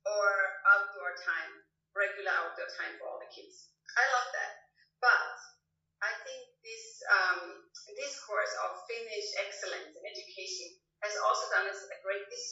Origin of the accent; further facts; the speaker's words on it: Austria; now in Finland; I'm actually not a so-called native born Finn. I'm actually from Austria, but I am, so in some sense I'm a migrant as well